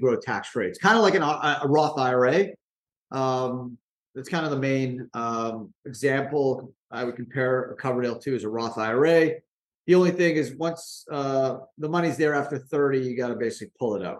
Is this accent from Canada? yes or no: yes; Canada; moved away as an adult; now in United States; I grew up in Canada